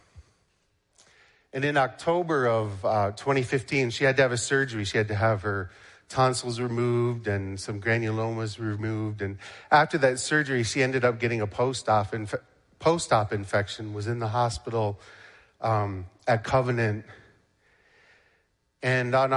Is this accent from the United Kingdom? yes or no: no; Canada; now in United States; I am Canadian, but I'm a U.S. citizen now